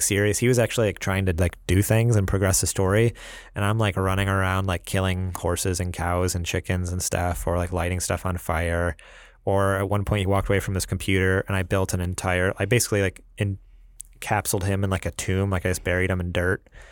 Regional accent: New York, United States; moved away; I Talk Funny, 'cause I'm from New York

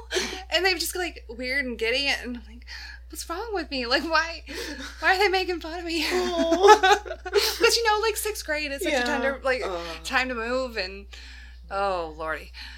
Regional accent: the South, United States; accent: southern; my southern accent comes out when I've been drinking.

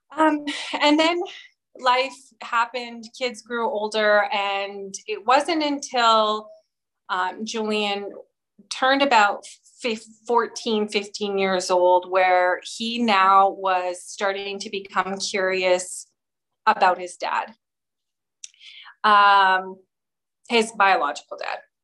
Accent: Edmonton, Alberta, Canada; now in Calgary, Canada; I grew up in Edmonton, Alberta, but moved to Calgary when I was 18

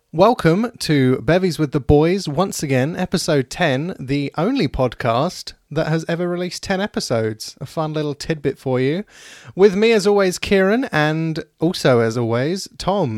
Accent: United Kingdom; we're British

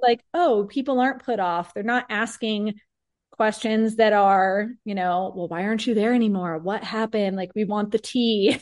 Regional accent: Peoria, Arizona, United States; I have been born and raised in Peoria, which is a city that I still live in now

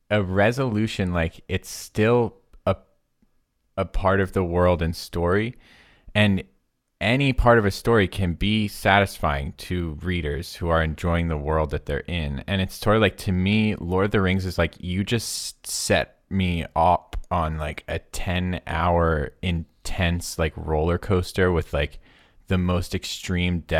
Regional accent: United States; I, I am an American

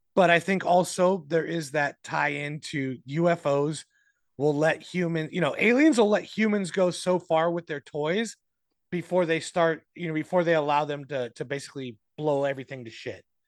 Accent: Arizona, United States; my home state

